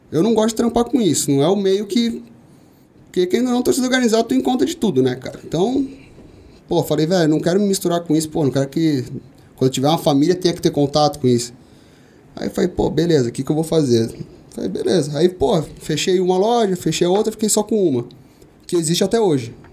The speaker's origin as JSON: {"language": "Portuguese", "region": "São Paulo", "country": "Brazil", "tie": "born there", "said": "Eu, cara, nasci ali na Vila Ré, é um zona leste ali, extremo ali da zona leste de São Paulo."}